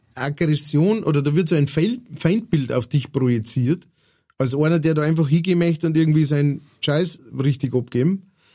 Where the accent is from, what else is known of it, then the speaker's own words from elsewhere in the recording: Straubing, Bavaria, Germany; moved away; also born or lived in Upper Palatinate; ich bin ja äh, aufgewachsen in der Nähe von Straubing